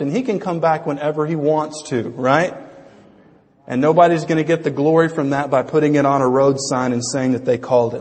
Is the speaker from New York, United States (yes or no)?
no; Louisiana, United States; growing up in Louisiana from when I was uh, 10 until 18